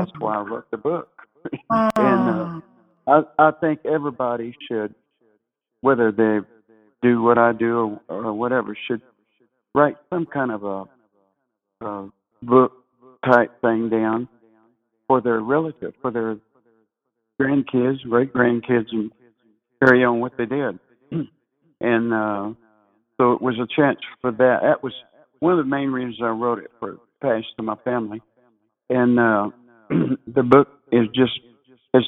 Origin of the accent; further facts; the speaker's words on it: Texas, United States; also born or lived in Meridian, Mississippi; my dad's side was San Antonio, Texas. And so we lived in Meridian until I was about 6 years old, and then we moved to Texas